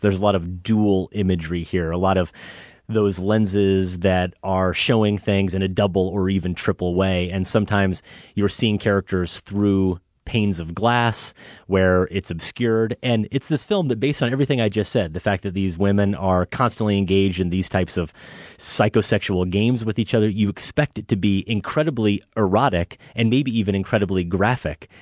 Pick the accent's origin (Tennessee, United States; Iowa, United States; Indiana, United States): Iowa, United States; now in Chicago, United States; I'm from Iowa. I don't have a Chicago accent.